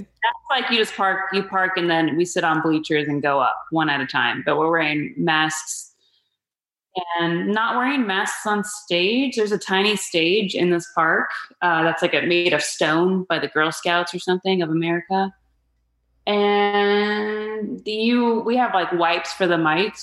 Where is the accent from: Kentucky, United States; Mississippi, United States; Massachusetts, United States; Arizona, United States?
Arizona, United States; Phoenix; moved away as an adult; also born or lived in Mesa, Arizona; now in Los Angeles, United States; my hometown of Phoenix, Arizona